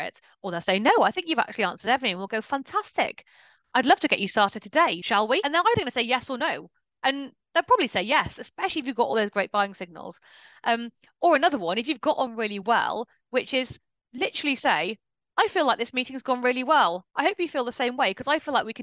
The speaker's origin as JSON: {"language": "English", "country": "United Kingdom", "said": "we're very British and polite about this"}